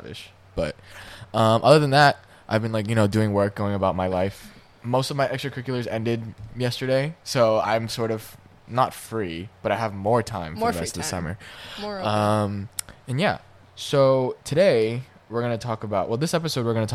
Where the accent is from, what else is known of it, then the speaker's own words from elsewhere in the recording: United States; I am Chinese American